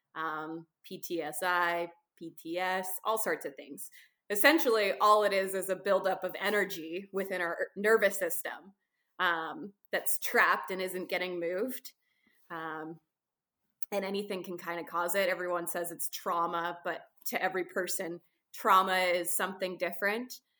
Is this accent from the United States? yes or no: no; Canada; I'm a Canadian photographer, adventurer, uh, writer